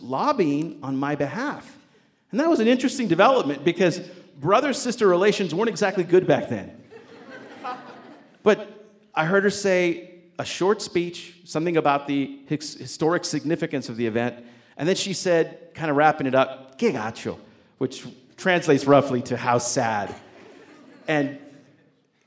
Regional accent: New Mexico, United States; my hometown there in New Mexico

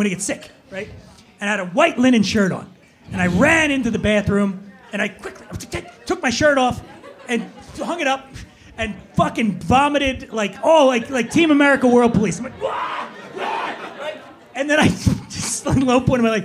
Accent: Philadelphia, Pennsylvania, United States; I grew up with him in Philly

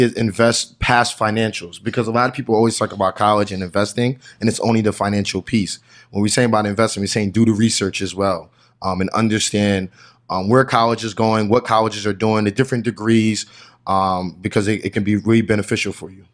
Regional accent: New Jersey, United States; I'm from New Jersey

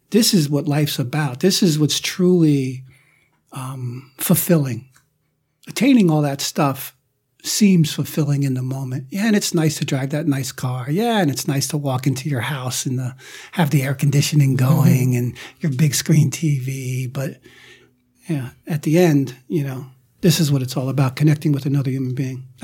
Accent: Minnesota, United States; I grew up in Minnesota.

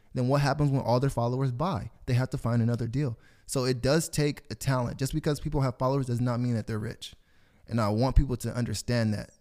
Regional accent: Corona, United States; I grew up on a street in Corona called Taylor Avenue.

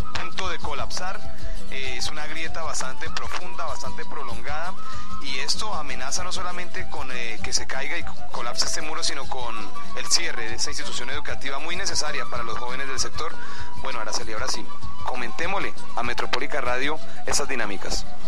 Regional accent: Llanero, Llanos Orientales, Colombia; nuestras fortalezas como cultura, como pueblo llanero

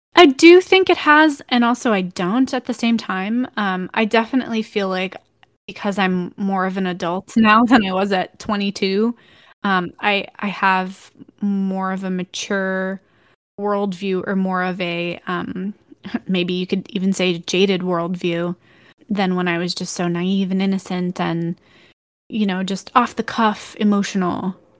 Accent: Texas, United States; where I'm from, and I grew up in Texas

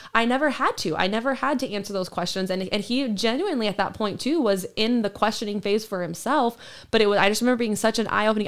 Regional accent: Sacramento, California, United States; also born or lived in Roseburg, Oregon; we moved to, uh, Sacramento when I was in, um, going into kindergarten

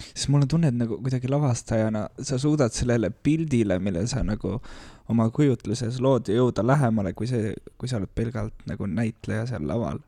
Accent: Tartu, Tartu County, Estonia; also born or lived in Saaremaa; mina olen Tartust

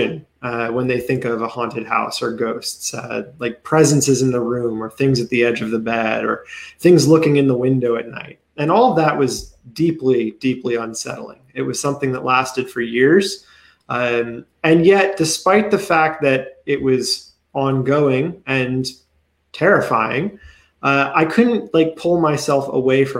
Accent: Pennsylvania, United States; moved away as an adult; now in Maryland, United States; I'm actually from Pennsylvania, so I'm an out-of-stater myself. I just recently moved here.

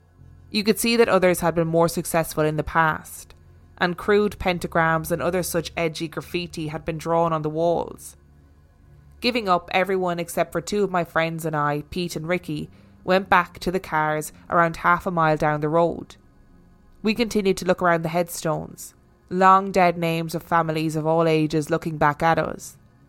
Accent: Inverness, Scotland, United Kingdom; I'm originally from Inverness in the Highlands of Scotland, and this is close to Loch Ness, famous for the notorious monster.

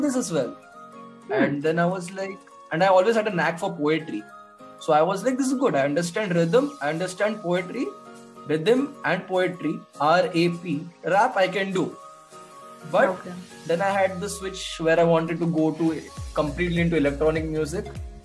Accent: Mumbai, Maharashtra, India; moved away as an adult; now in Dehradun, India; I was raised in Mumbai. Now I stay in Dehradun.

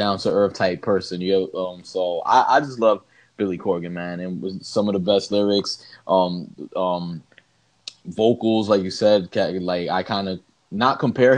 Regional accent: Puerto Rico; growing up in Puerto Rico

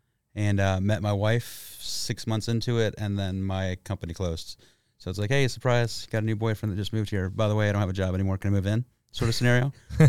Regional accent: Texas, United States; also born or lived in Detroit; Moved to Texas when I was 8 and grew up in South Texas. Work brought me here.

